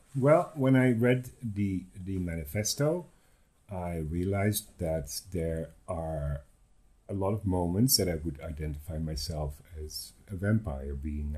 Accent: Netherlands; also born or lived in Amsterdam; now in Mexico; I'm from the Netherlands.

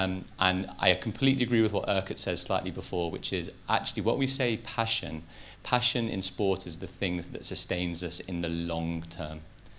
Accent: Liverpool, North West England, United Kingdom; I grew up in Liverpool, even though I don't have that much of a Liverpool accent.

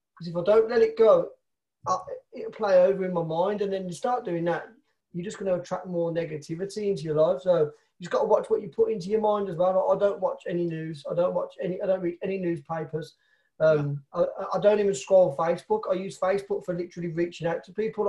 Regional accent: Birmingham, West Midlands, United Kingdom; I'm from Birmingham, England, in the UK.

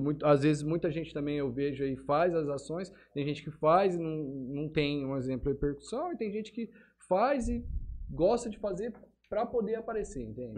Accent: Votuporanga, São Paulo, Brazil; moved away; Eu sou de Votuporanga, né? É, lá também fazia parte do grupo de jovens da igreja

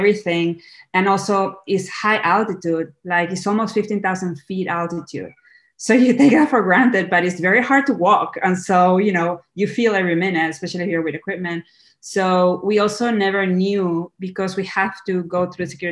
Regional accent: Lima, Peru; moved away as an adult; now in California, United States; I'm Peruvian, so I was born and raised in Lima, Peru, and then I came to the US

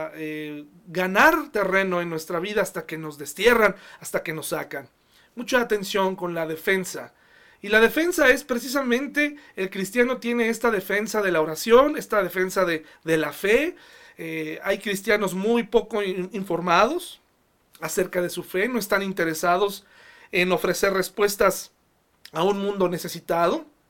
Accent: Mexico; como sociedad mexicana

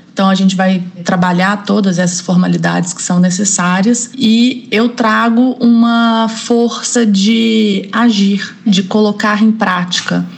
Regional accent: Belo Horizonte, Minas Gerais, Brazil; moved away as an adult; also born or lived in Paraná; eu sou de Minas Gerais, sou de Belo Horizonte. Eu tô no MPU há 10 anos. Eu fiquei 3 anos no Paraná, depois eu consegui remover para Belo Horizonte, então eu voltei para minha cidade natal

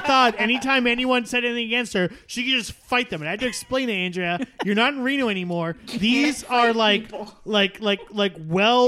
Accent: Canada; I am Canadian

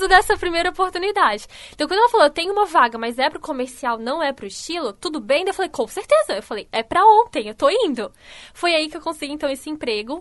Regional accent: Canelinha, Santa Catarina, Brazil; moved away as an adult; also born or lived in Brusque; now in Criciúma, Brazil; eu nasci em Canelinha, uma cidadezinha bem pequenininha no norte do estado de Santa Catarina.

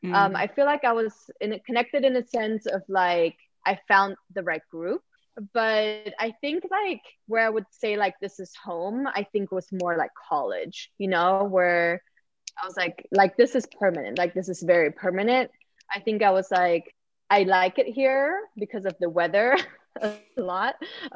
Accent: Sweden; English is a second language; So I didn't make any friends besides one person I met that was also from Sweden.

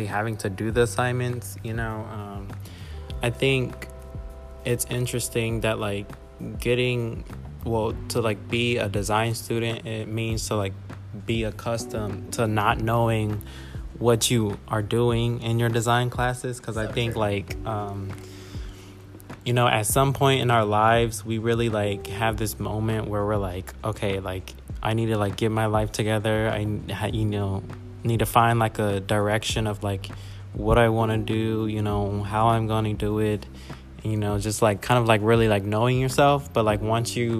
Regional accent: Spring, Texas, United States; moved away; I am from Houston, Texas, specifically Spring, Texas

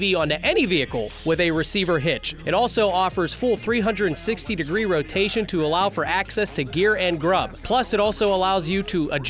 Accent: Youngstown, Ohio, United States; also born or lived in Pittsburgh area, Pennsylvania; I'm from the Youngstown area, Ohio

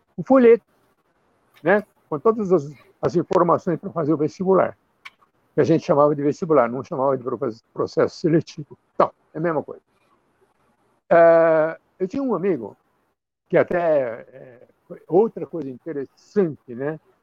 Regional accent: Campo Grande, Mato Grosso do Sul, Brazil; Eu nasci no Brasil, na cidade de Campo Grande, que na época que eu nasci era capital do estado do Mato Grosso

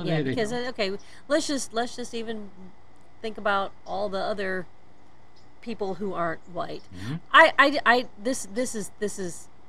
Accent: Chicago, Illinois, United States; So, like, okay, well, I'm from Chicago.

